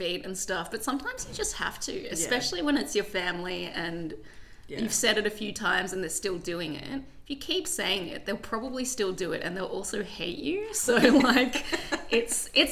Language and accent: English; Sydney, New South Wales, Australia; moved away as an adult; now in Melbourne, Australia; I'm from Sydney